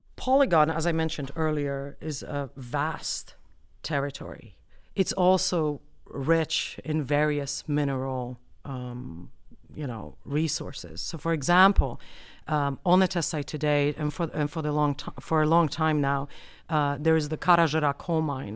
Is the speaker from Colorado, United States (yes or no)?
yes; Colorado, United States; I have a Polish name, but I'm from the United States. And on top of that, I'm from Colorado.